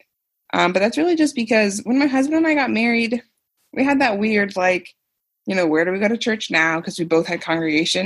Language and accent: English; Independence, Missouri, United States; born or raised there